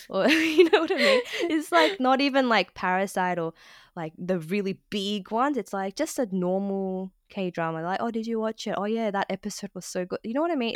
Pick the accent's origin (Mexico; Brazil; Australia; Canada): Australia; Sydney, New South Wales; I was born and raised in Australia, um, in Sydney